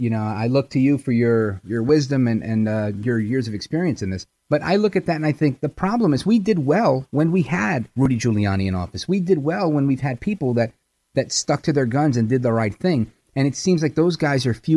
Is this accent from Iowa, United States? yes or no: no; New York City, New York, United States; I'm a kid from Brooklyn